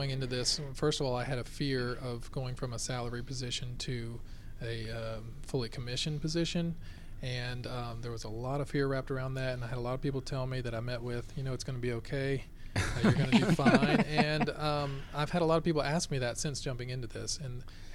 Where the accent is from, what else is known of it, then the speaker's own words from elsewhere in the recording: Lilburn, Georgia, United States; I grew up here in Lilburn, Georgia